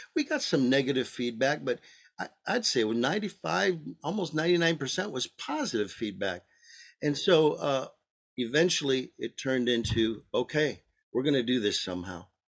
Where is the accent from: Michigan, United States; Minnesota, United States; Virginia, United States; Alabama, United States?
Michigan, United States; also born or lived in Arizona; now in Maricopa, United States; both my wife and I were born and raised in Michigan